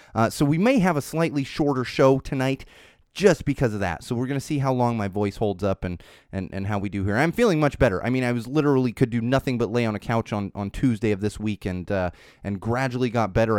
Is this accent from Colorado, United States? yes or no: no; San Diego, California, United States; moved away; I am from San Diego